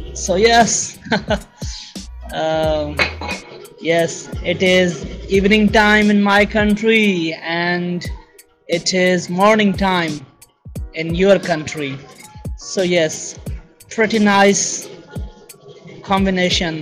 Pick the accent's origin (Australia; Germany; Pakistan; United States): Pakistan; first language Sindhi; English is a second language; I'm from Pakistan, a South Asian country